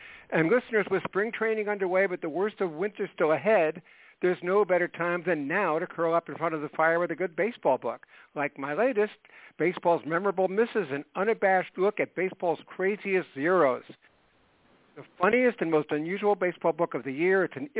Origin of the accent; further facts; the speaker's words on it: New Jersey, United States; when I was a boy growing up in New Jersey